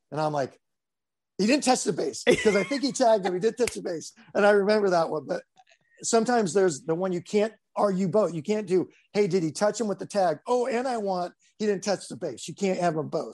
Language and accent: English; Highland, California, United States; also born or lived in Grand Rapids, Michigan; I grew up in s, actually Highland, Highland, California.